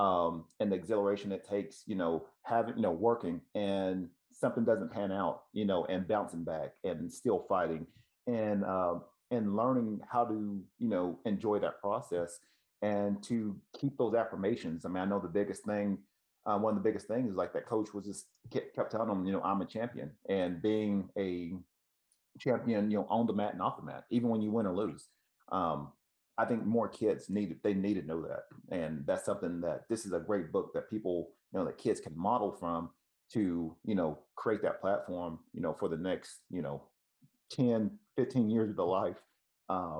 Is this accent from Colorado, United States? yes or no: no; Tennessee, United States; moved away; also born or lived in Ohio; I'm originally from Tennessee